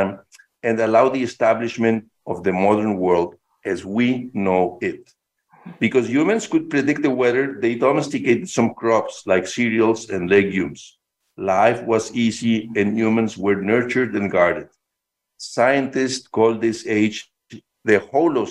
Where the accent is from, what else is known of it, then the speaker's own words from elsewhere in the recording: Mexico City, Mexico; I was born and raised in Mexico City, a very large city, as you know.